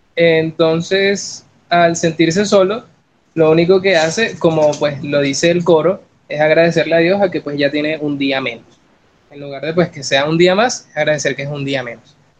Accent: Caracas, Capital District, Venezuela; moved away; soy venezolano, vengo de Caracas, ciudad de los caramelos también.

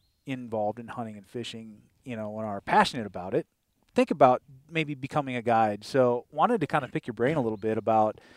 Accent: Wisconsin, United States; I grew up in Wisconsin

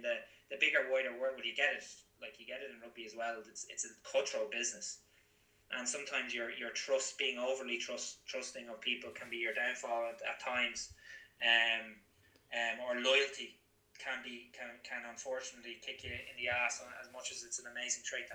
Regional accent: Drogheda, Leinster, Ireland; also born or lived in Gloucester, England; I'm from Drogheda, just outside Drogheda.

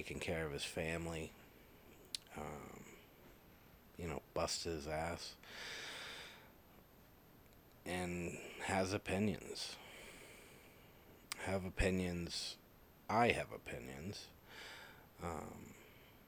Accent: Massachusetts, United States; I was brought up in Massachusetts.

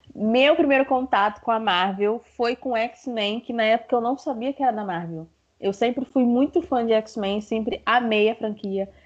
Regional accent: Rio de Janeiro, Brazil; sou do Rio de Janeiro

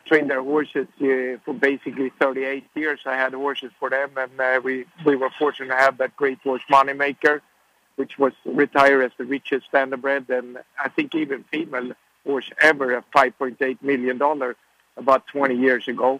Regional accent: Sweden; now in United States; I grew up in Sweden

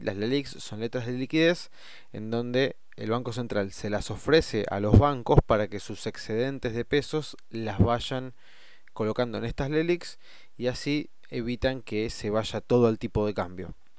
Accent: Argentina; nosotros tenemos como moneda los pesos argentinos

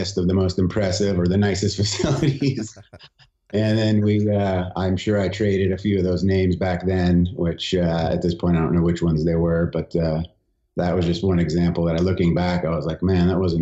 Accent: San Diego, California, United States; we grew up in San Diego is where I grew up

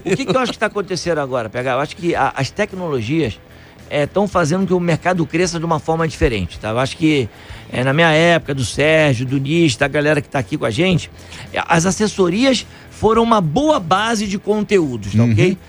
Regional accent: Niterói, Rio de Janeiro, Brazil; now in São Paulo, Brazil; Eu nasci em Niterói, cheguei em São Paulo aqui.

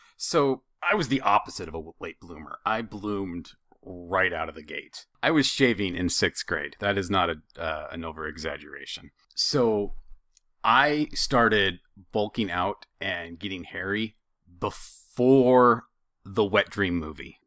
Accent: Idaho, United States; I'm from Idaho, and, and I'm sure that's part of it. I've, I've been in cold most of my life

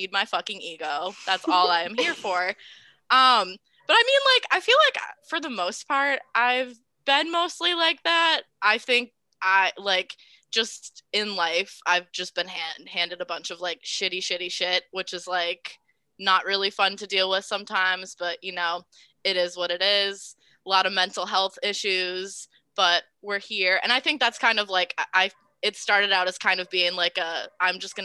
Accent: Massachusetts, United States; moved away as an adult; now in Providence, United States; I'm actually from Massachusetts as well as Emily

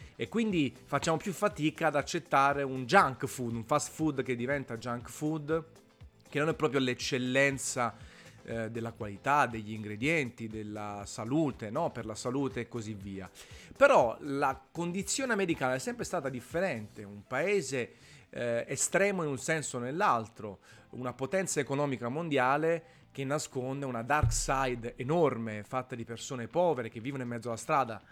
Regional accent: Naples, Campania, Italy; sono napoletano

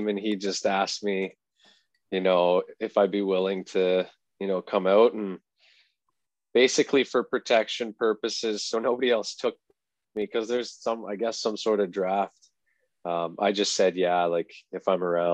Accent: Perth, Ontario, Canada; I grew up in Perth, started playing when I was 4

